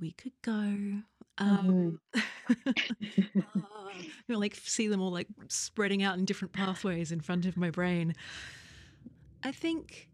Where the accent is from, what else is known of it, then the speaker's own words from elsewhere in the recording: Australia; now in London, United Kingdom; I'm in from Australia, but also now living in London